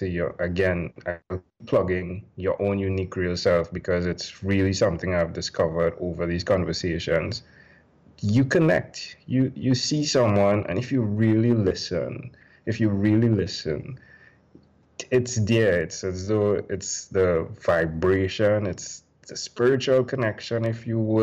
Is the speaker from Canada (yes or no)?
no; Trinidad & Tobago; I'm from Trinidad and Tobago